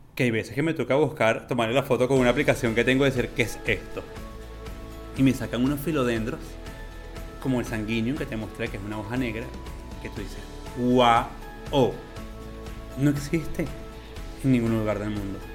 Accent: Los Llanos, Venezuela; now in Colombia; vengo de Venezuela, un país donde no había nada de eso. Vengo de un lugar del llano, de Venezuela, donde lo que tenía era monte y ramas secas y chamizos.

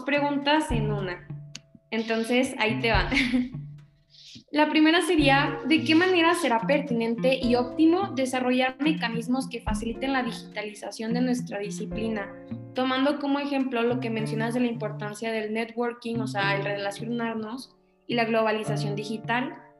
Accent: Sonora, Mexico; now in Querétaro, Mexico; yo soy originaria de Sonora, pero pues actualmente estudio en Querétaro aquí en México

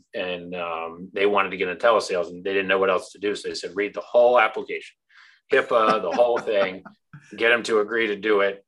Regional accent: Orlando, Florida, United States; I grew up in Orlando

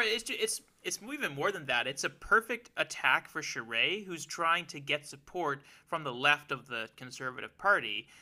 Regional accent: Alberta, Canada; I was growing up there

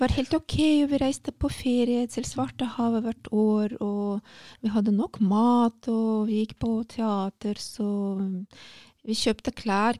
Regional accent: Saint Petersburg, Russia; Norwegian is a second language; moved away as an adult; also born or lived in Hammerfest, Norway / Asker, Norway / Oslo, Norway; jeg er født og oppvokst

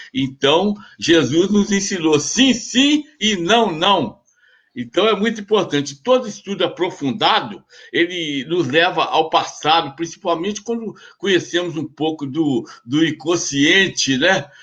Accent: Cataguases, Minas Gerais, Brazil; Sou de Cataguases. Sou de Cataguases, irmão do Finfim

